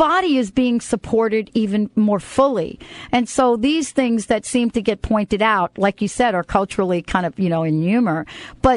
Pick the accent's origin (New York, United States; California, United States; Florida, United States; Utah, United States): New York, United States; New York City; I was born in the Bronx and, you know, I lived in and played in a concrete park for most of my life